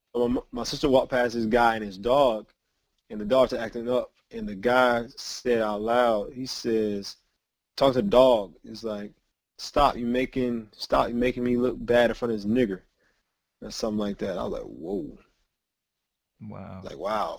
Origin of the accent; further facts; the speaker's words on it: Georgia, United States; growing up in Georgia